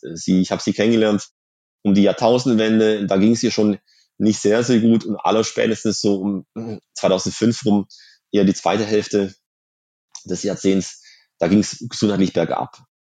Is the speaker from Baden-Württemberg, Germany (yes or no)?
yes; Swabian Jura, Baden-Württemberg, Germany; in der Schwäbischen Alb, wo ich aufgewachsen bin.